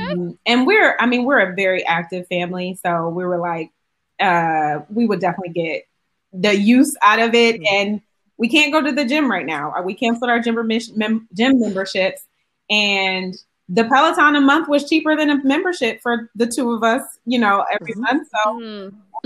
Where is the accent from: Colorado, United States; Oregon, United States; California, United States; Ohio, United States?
Ohio, United States; Euclid; moved away; also born or lived in Kent, Ohio; I went to school in Kent, but I'm actually from Cleveland, Ohio.